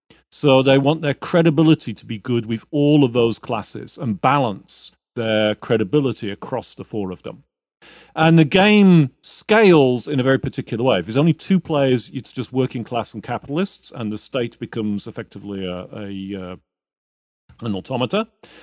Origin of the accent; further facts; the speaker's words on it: United States; but I'm also an American, so hegemony is perhaps the word of anyway.